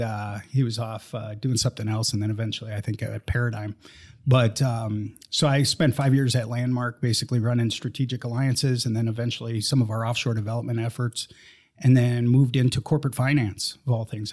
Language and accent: English; Minnesota, United States; moved away; I grew up in Minnesota. Never thought I'd leave, uh, Minnesota